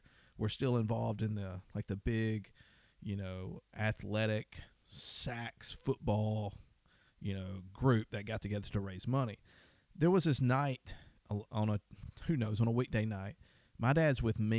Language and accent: English; Deep South, United States; I grew up in the Deep South